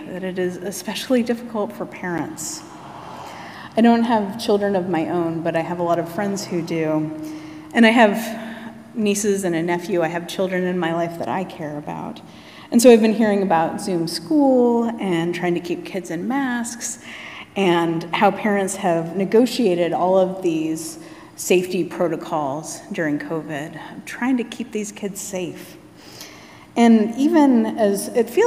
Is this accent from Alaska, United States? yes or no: yes; Anchorage, Alaska, United States; I was born and raised in Anchorage, Alaska